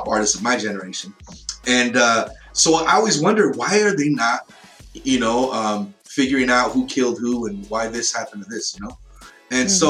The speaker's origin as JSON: {"language": "English", "region": "California", "country": "United States", "tie": "born or raised there", "moved": "yes", "said": "I used to live in California and I grew up there"}